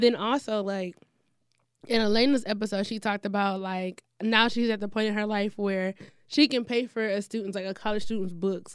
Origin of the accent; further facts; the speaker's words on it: Detroit, Michigan, United States; I'm from the east side